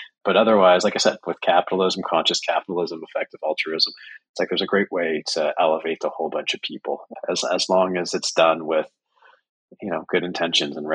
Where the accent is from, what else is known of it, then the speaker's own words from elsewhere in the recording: Canada; I'm Canadian